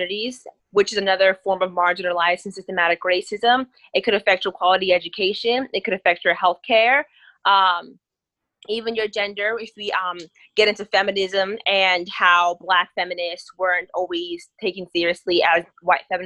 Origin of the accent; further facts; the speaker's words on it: Piscataway, New Jersey, United States; I'm from Piscataway, New Jersey, and I attend Howard University